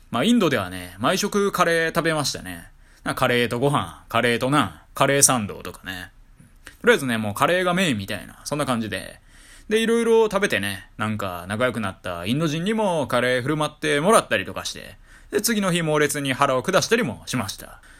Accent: Kyoto, Japan; moved away; ちょっと私、地元が京都なんで

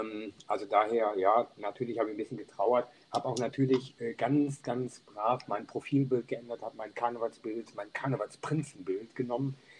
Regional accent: Niederau, North Rhine-Westphalia, Germany; ich bin groß geworden in Niederau, das ist ein Ort in der Nähe von Düren

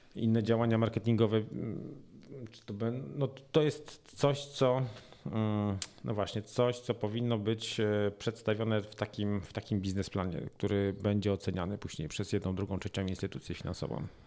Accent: Silesian Voivodeship, Poland; u nas na Śląsku

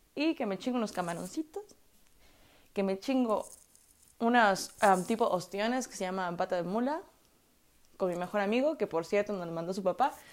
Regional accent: Puebla, Mexico; yo soy de Puebla

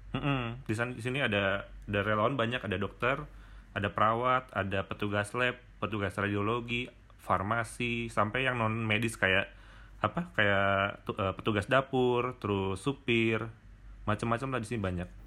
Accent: Bandung, West Java, Indonesia; also born or lived in Maumere; gue asal dari Bandung

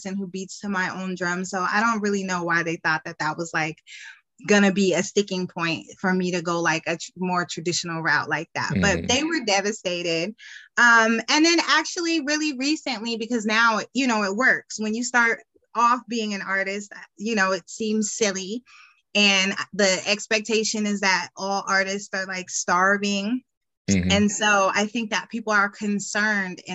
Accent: Aurora, Colorado, United States; moved away; also born or lived in Hampton; I grew up in Aurora

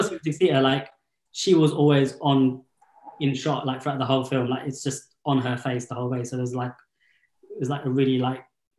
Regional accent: London, United Kingdom; I was born in the UK, so, and growing up in East London

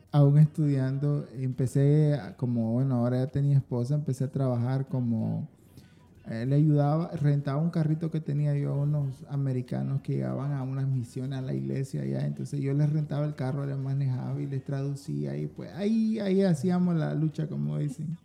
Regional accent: Diriamba, Carazo, Nicaragua; nació en, en una ciudad que se llama Diriamba. Diriamba. Ese es al sur de Managua

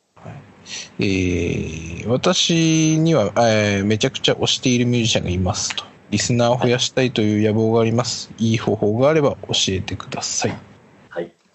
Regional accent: Ibaraki, Japan; 地元茨城

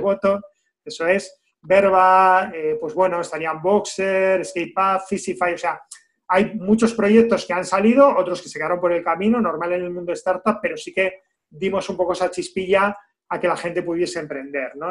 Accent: Basque Country, Spain; como vascos

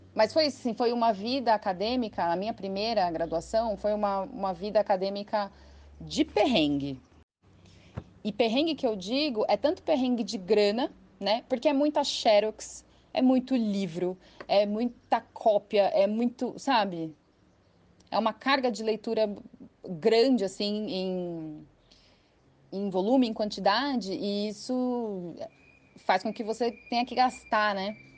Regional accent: São Paulo, Brazil; moved away as an adult; now in São Carlos, Brazil; eu não sou daqui, né? Eu sou de São Paulo, eu me mudei para cá em 2007, quando eu entrei na Letras

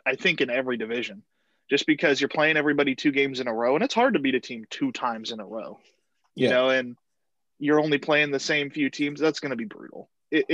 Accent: California, United States; I'm from California. I grew up a Sharks fan

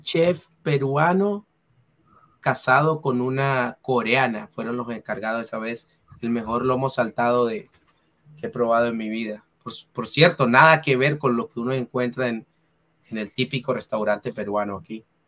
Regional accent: Santa Marta, Magdalena, Colombia; aquí en la ciudad de Ah, de, Santa Marta, de donde yo soy

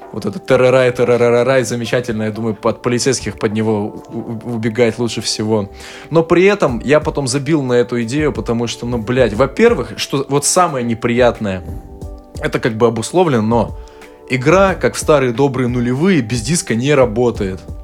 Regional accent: Omsk, Omsk Oblast, Russia; мой родной город Омск

